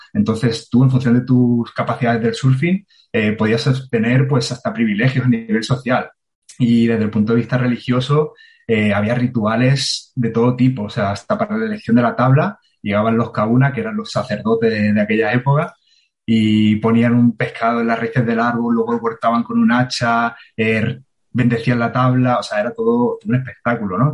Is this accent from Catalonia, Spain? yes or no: no; Marbella, Andalusia, Spain; moved away as an adult; also born or lived in Granada / Cantabria / Chennai; nací en Marbella